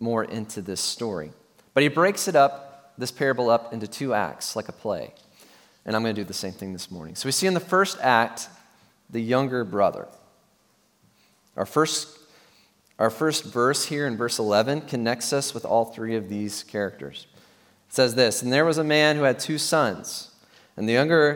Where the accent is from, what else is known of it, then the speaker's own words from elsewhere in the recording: Tennessee, United States; I'm from Tennessee, motherland, and it's a great state to be from. However, in my context, in my churches growing up